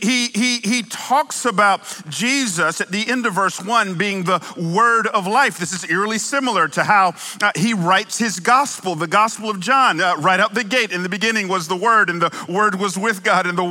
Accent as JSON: {"language": "English", "town": "Atlanta", "region": "Georgia", "country": "United States", "tie": "born or raised there", "also_born_or_lived": "California", "moved": "yes", "said": "I might have moved here from California, but I grew up in Atlanta"}